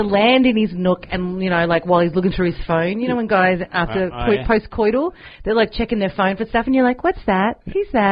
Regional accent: Werribee, Victoria, Australia; I grew up in Werribee.

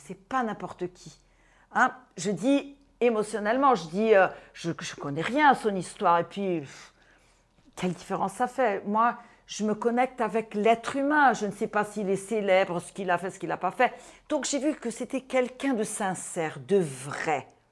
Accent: Brazil; Je suis brésilienne, donc je suis née au Brésil, deux parents syriens et juifs

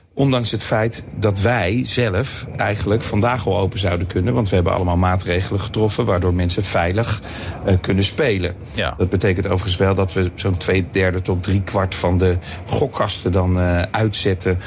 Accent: Leiden, South Holland, Netherlands; Ik ben nu ik ben, eh, op mijn, in mijn geboortestad Leiden

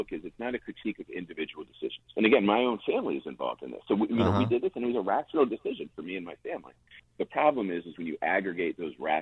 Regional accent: Penn Hills, Pennsylvania, United States; moved away; in my hometown of Penn Hills

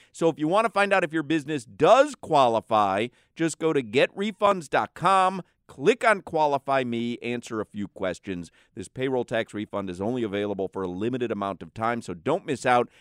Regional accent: Highland Park, Illinois, United States; growing up in Highland Park, Illinois

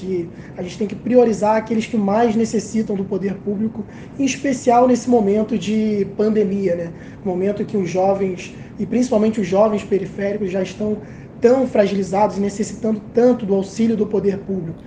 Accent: Rio de Janeiro, Brazil; ter nascido e crescido na Cidade de Deus

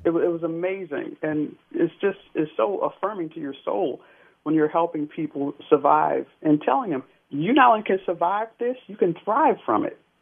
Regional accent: Jersey City, New Jersey, United States; I'm from Jersey City, New Jersey.

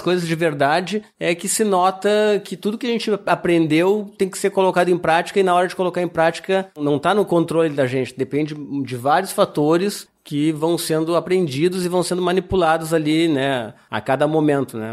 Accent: Rio Grande do Sul, Brazil; moved away; Eu vim do Rio Grande do Sul, um estado agrícola que todo mundo conhece.

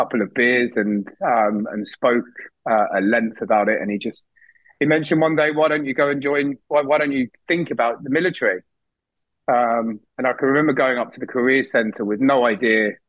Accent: Barnet, London, United Kingdom; also born or lived in Plymouth; I grew up in North London in a town called Barnet

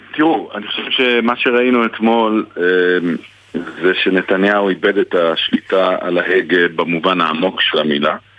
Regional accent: Jerusalem, Jerusalem District, Israel; אני ירושלמי, אני לא תל אביבי. אני פה כל יום רואה את הדו-קיום

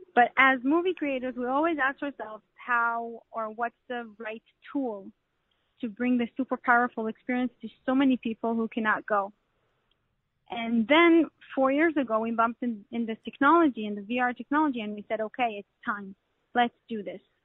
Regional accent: Canada; I'm Canadian so I speak French.

